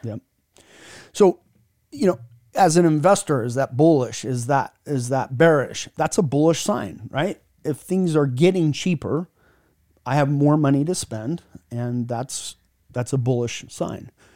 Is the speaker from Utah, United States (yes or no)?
yes; Utah, United States; I'm from Utah, so we call it data, data, data.